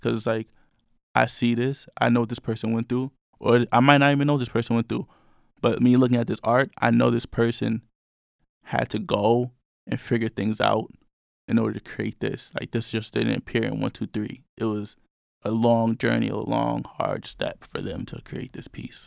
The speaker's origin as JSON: {"language": "English", "region": "New York", "country": "United States", "said": "I'm from New York."}